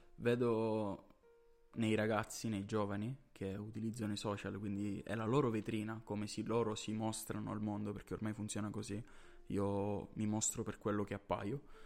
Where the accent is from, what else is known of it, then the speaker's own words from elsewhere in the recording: Catania, Sicily, Italy; noi siamo siciliani, ehm, eh, di Catania